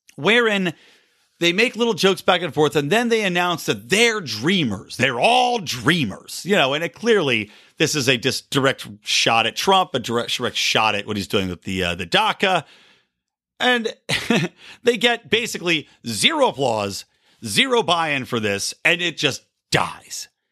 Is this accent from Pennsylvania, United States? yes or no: yes; Philadelphia, Pennsylvania, United States; now in West Coast, United States; I'm from Philadelphia